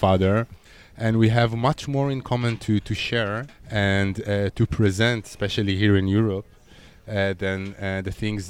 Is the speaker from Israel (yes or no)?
yes; Israel; now in Berlin, Germany; And as an Israeli